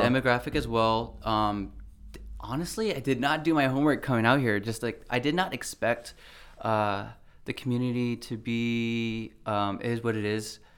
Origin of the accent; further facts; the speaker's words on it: Brea, California, United States; also born or lived in Oxnard; I grew up in Brea